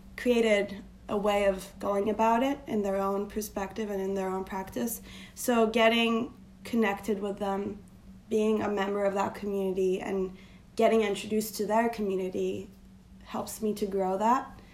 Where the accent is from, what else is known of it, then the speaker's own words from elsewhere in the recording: Turkey; moved away as an adult; now in New York, United States; I am born and raised in Turkey, uh, but I've been living in New York for the last eight years of my life.